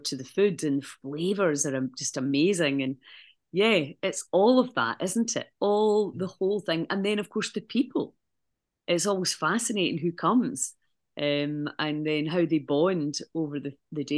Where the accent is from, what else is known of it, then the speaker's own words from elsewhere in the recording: Scotland, United Kingdom; now in Malta; I came back from Malta to Scotland for a holiday